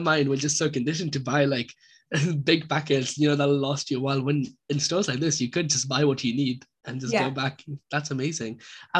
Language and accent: English; Pakistan; moved away; I'm from a South Asian background, so I'm from Pakistan